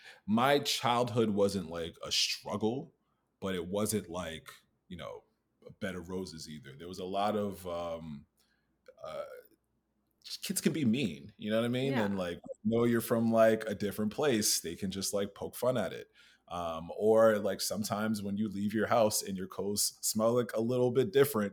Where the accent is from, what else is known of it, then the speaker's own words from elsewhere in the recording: New York City, New York, United States; accent: American; also born or lived in Ghana; now in Maryland, United States; I was born in New York. But for like a small period, I lived in Ghana from like 2 to 5. Right. And then I came back to New York.